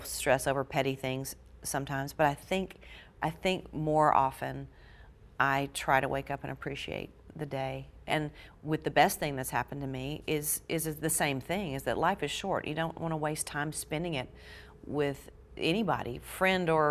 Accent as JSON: {"language": "English", "region": "Georgia", "country": "United States", "tie": "born or raised there", "moved": "yes", "said": "my home state of Georgia"}